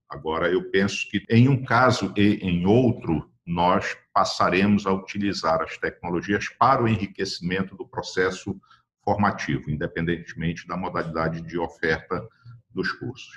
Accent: Belém, Pará, Brazil; also born or lived in São Paulo; eu sou paraense, apesar de não ter o tipo físico do paraense, nascido e criado aqui em Belém do Pará

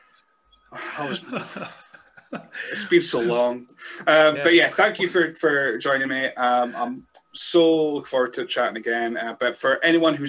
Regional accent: Scotland, United Kingdom; I'm a Scotsman

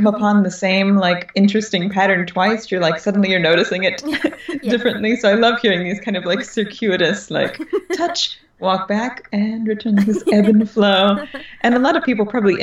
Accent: Texas, United States; now in Los Angeles, United States; I grew up in Texas, deep in the nature

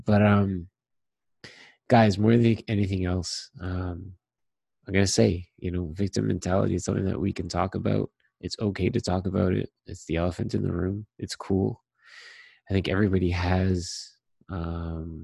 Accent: Toronto, Ontario, Canada; also born or lived in Trinidad (ancestry); I was born in Toronto

